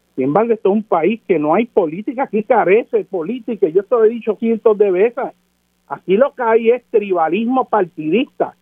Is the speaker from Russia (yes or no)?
no; Puerto Rico; Nosotros somos ciudadanos de los Estados Unidos de América, pero nuestra nación, nuestra cultura, es Puerto Rico